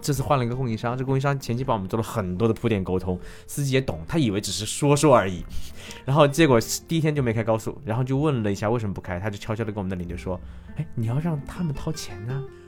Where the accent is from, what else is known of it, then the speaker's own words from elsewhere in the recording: Chongqing, China; 我是重庆人